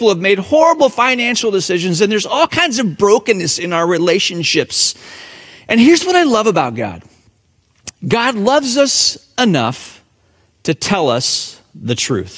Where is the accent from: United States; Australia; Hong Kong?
Hong Kong; moved away; my hometown, Hong Kong